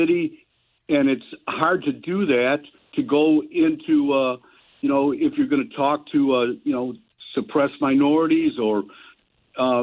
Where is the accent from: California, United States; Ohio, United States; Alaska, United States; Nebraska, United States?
Ohio, United States; Cleveland; I grew up in Cleveland.